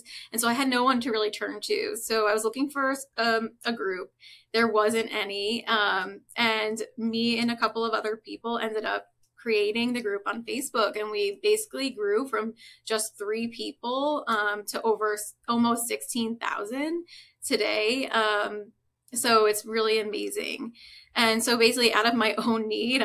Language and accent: English; Long Island, New York, United States; So I'm originally from New York, grew up on Long Island